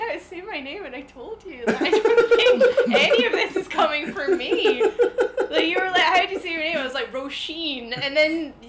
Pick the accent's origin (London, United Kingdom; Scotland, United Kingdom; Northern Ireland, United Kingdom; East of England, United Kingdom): Scotland, United Kingdom; Glasgow; now in Edinburgh, United Kingdom; I'm from Glasgow, but I live in Edinburgh.